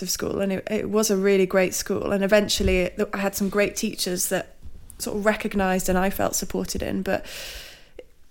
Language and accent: English; Lancashire-Cumbria border, South Lake District, North West England, United Kingdom; moved away; also born or lived in London; I grew up on the Lancashire-Cumbria border. I went to school in the South Lake District.